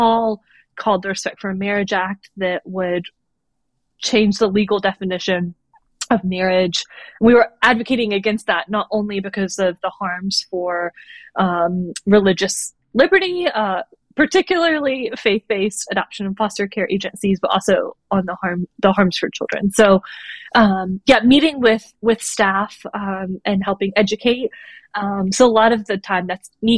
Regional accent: North Carolina, United States; now in Washington, D.C., United States; I grew up in North Carolina with my family

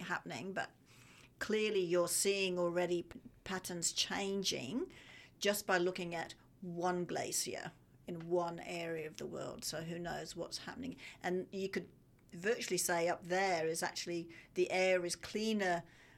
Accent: Australia; I am Australian.

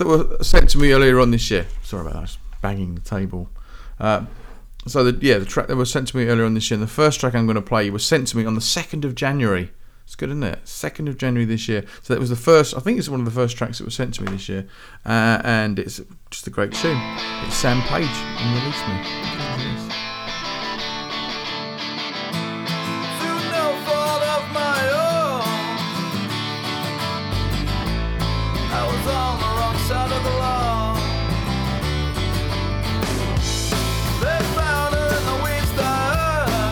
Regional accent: Eastleigh, South East England, United Kingdom; Eastleigh, which is like my hometown, where we are, where I am now.

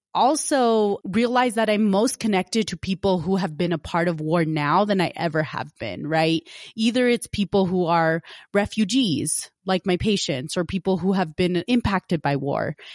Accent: United States; growing up as an American

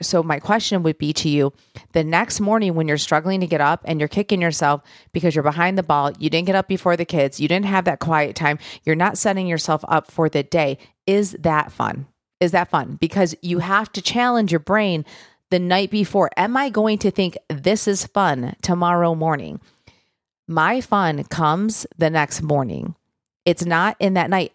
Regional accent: Michigan, United States; now in Nashville, United States; I'm from Michigan, you know, originally I live in Nashville now

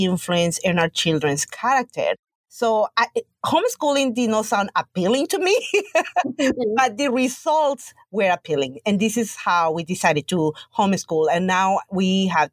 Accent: Guatemala; moved away; I'm from Guatemala.

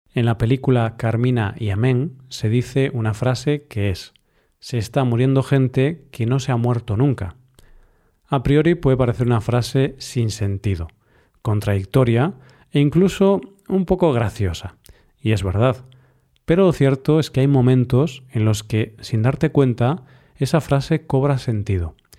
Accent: Galicia, Spain; mi tierra natal, Galicia

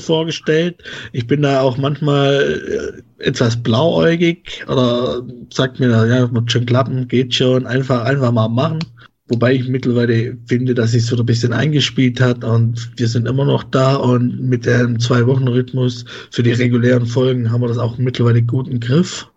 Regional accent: Swabia, Baden-Württemberg, Germany; accent: Swabian; now in Leipzig, Germany; dort wohne ich und ich komme aus dem Schwabenland.

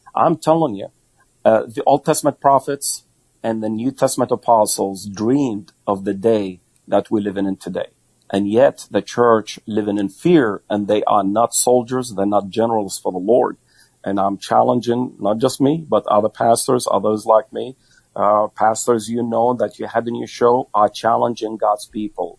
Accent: United States

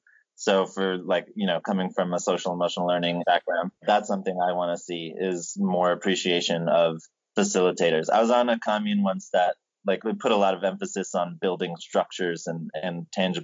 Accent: United States; I grew up in Lenape territories of New York and New Jersey

